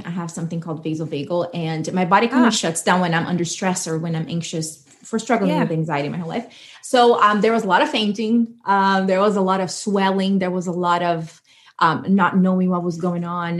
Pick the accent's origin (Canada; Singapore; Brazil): Brazil; moved away as an adult; also born or lived in New Jersey, United States; now in Georgia, United States; I was born and raised in Brazil, and I moved to America when I was 22. And now we live in Georgia